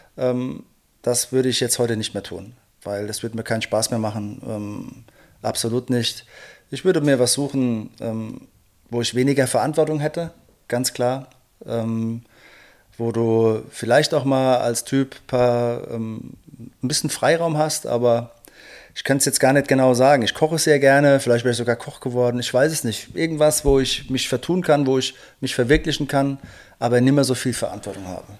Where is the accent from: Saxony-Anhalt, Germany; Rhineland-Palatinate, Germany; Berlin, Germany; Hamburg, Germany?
Rhineland-Palatinate, Germany; bei uns in der Pfalz